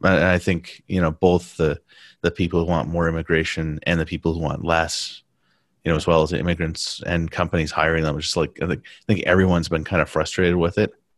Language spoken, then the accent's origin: English; United States; first language English; moved away as an adult; also born or lived in Taiwan / Beijing; I'm American